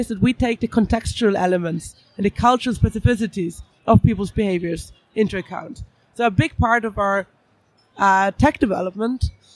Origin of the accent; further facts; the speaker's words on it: Vienna, Austria; now in London, United Kingdom; I'm from Vienna, live in London